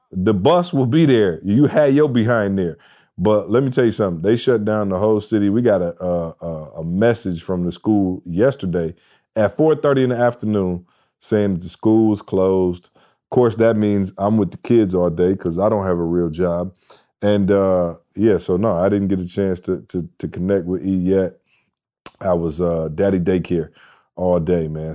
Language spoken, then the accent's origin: English; Michigan, United States; now in Atlanta, United States; I'm from Michigan